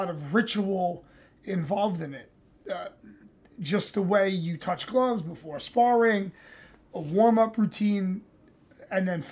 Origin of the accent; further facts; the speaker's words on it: New York City, New York, United States; I'm from New York. I'm a native New Yorker